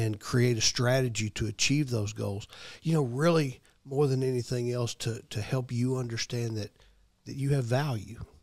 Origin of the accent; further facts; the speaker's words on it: Memphis, Tennessee, United States; moved away as an adult; now in Murfreesboro, United States; I'm from Memphis originally, but I've been here in Murfreesboro for, gosh, a little over thirty years now